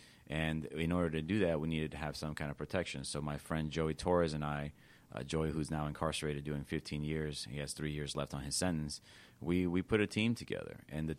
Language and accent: English; Los Angeles, California, United States; moved away; I was born in East Los Angeles.